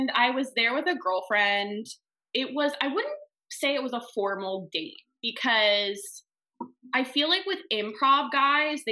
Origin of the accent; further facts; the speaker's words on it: Texas, United States; moved away as an adult; now in Long Beach, United States; I'm from Texas originally. I moved to California in 2015